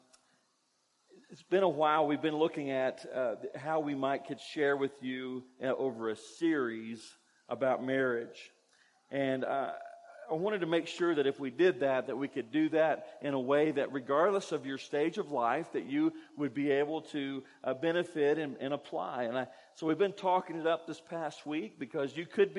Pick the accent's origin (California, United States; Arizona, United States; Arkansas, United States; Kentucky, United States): Kentucky, United States; where I grew up in Kentucky, I went to church